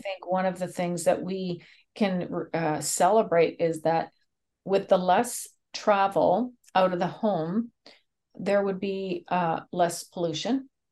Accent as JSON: {"language": "English", "country": "Canada", "said": "I'm Canadian"}